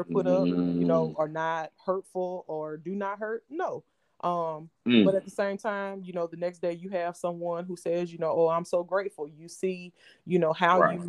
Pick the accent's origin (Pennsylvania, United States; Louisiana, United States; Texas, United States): Louisiana, United States; moved away; also born or lived in New Orleans / Cleveland; I'm from Louisiana, but no, I'm not from New Orleans